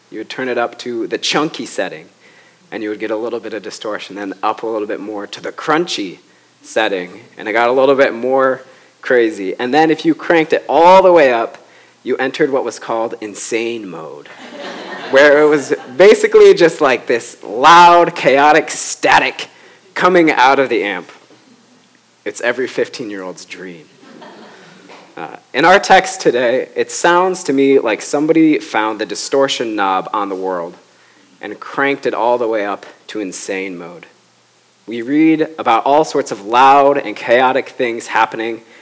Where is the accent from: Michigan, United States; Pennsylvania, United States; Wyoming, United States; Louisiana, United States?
Michigan, United States; Grand Rapids; Grand Rapids, Michigan, my hometown